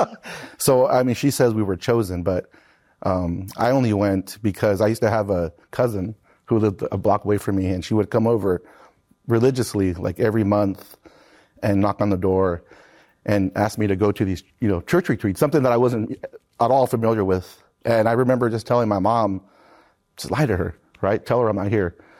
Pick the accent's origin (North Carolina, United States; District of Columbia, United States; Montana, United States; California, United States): California, United States; San Marcos; I grew up in San Marcos, California, right where Cal State San Marcos sits